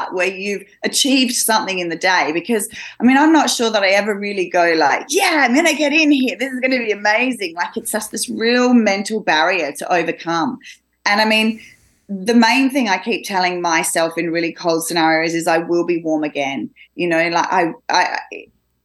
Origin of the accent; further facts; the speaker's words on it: Australia; I'm Australian. I come from Australia